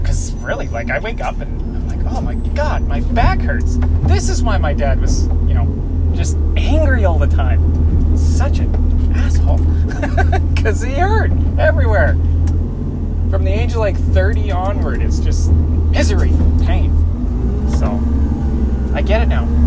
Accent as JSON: {"language": "English", "country": "Canada", "said": "I'm Canadian"}